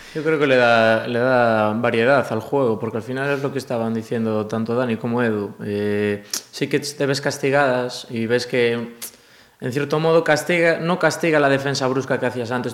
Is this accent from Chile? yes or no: no; A Coruña, Galicia, Spain; moved away; also born or lived in Cangas; yo soy de Coruña, yo nací en Coruña